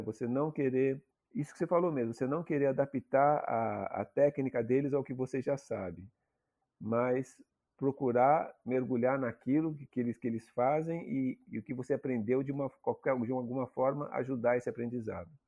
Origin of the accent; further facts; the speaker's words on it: São Paulo, Brazil; moved away as an adult; also born or lived in Minas Gerais; eu sou de São Paulo capital e cresci em São Paulo mesmo. Morei em São Paulo até os 20 anos de idade aí que eu fui morar no sertão de Minas